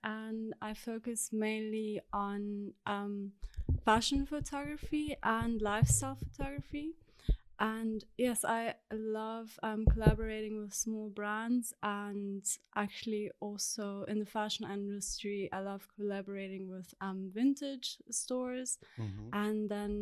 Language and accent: English; Namibia; moved away as an adult; also born or lived in South Africa; now in Berlin, Germany; I grew up in Namibia. I lived there for 18 years